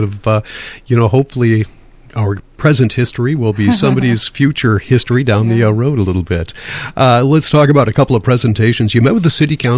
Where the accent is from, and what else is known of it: Rantoul, Illinois, United States; born or raised there; now in Northfield, United States